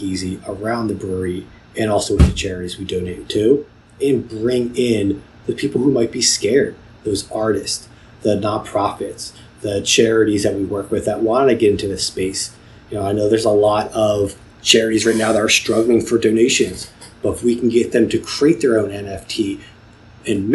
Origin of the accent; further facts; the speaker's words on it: Philadelphia, Pennsylvania, United States; as a Philadelphian